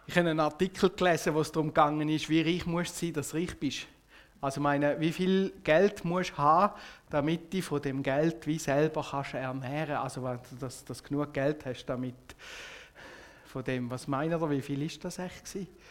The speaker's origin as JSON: {"language": "German", "country": "Switzerland", "also_born_or_lived": "Biel", "said": "uns als Schweizer"}